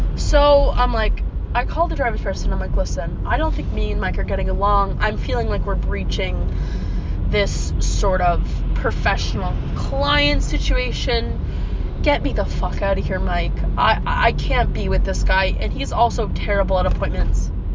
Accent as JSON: {"language": "English", "town": "Peterborough", "region": "Ontario", "country": "Canada", "tie": "born or raised there", "said": "my first experience driving in my hometown was on the busiest street we could possibly have in my hometown. It wasn't super busy, but for those of you who live in Peterborough, I was on Lansdowne Street"}